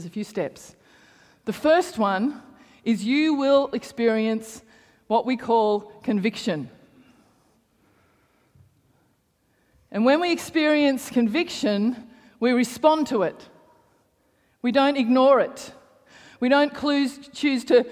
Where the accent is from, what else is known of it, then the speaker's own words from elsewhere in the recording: Canberra, Australian Capital Territory, Australia; I grew up in, I grew up in Hawker